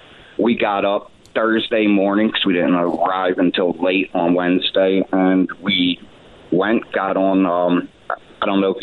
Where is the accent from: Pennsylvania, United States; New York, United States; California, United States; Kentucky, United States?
Pennsylvania, United States; I'm from Pennsylvania. I can't just turn around and go home.